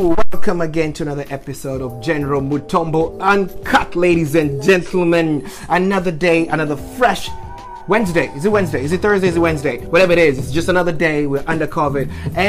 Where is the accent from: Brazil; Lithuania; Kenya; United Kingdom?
Kenya; now in Seattle, United States; I'm from Kenya, you know. I'm from Africa.